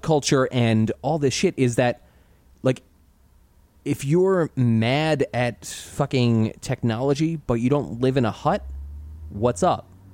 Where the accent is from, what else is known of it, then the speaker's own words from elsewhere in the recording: United States; growing up in America as a white male